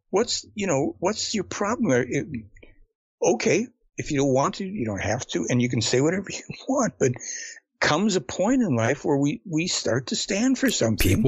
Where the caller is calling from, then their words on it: Canada; Yeah, I'm guy. calling from Canada, man. I'm sorry? I'm calling from Canada.